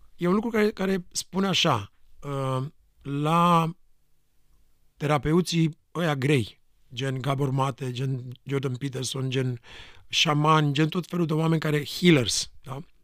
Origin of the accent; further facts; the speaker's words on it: Romania; moved away; Eu venim din România